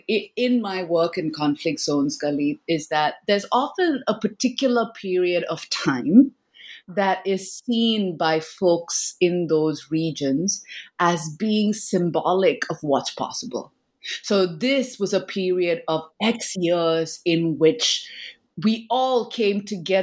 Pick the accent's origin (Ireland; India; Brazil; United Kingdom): India; from my own, you know, childhood growing up in India, right?